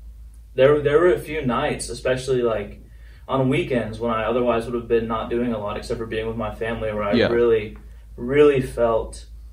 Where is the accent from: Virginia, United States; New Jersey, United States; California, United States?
Virginia, United States; Alexandria; also born or lived in Belton, Texas; Well, I was born in Texas, in Belton, Texas, by Waco. But after some various opportunities and career changes, my dad finally graduated law school, and we moved to Alexandria, Virginia, because his firm is in D.C.